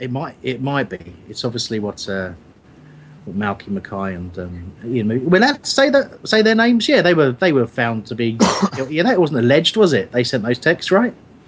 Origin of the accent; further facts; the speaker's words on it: Crawley, South East England, United Kingdom; I'm from Crawley, mate. Crawley